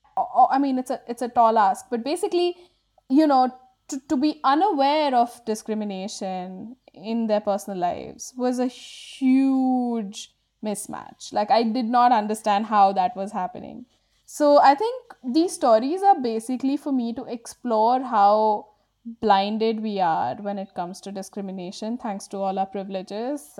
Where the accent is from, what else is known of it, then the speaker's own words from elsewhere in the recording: Bangalore, Karnataka, India; I grew up in Bangalore when Bangalore was becoming a tech hub